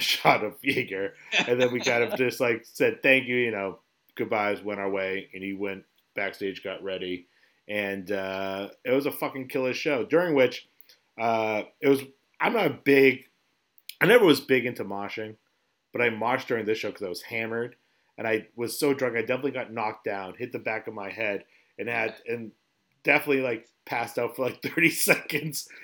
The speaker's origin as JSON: {"language": "English", "region": "New England", "country": "United States", "said": "we're from New England. We live in the Northeast of America."}